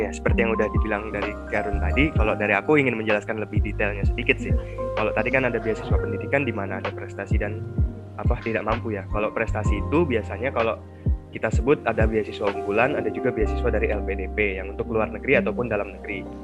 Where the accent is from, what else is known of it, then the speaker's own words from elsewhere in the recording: Jakarta, Indonesia; contohnya dari daerahku